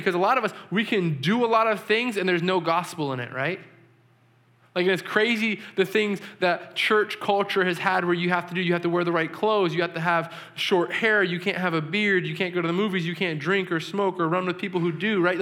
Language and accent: English; New England, United States; I'm from New England